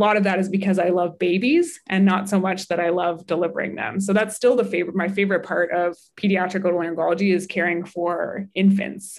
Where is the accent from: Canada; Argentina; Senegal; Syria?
Canada; Halifax, Nova Scotia; also born or lived in Toronto, Canada / Salt Lake City, United States; I'm from Halifax and Dartmouth and went to Toronto to do that first degree.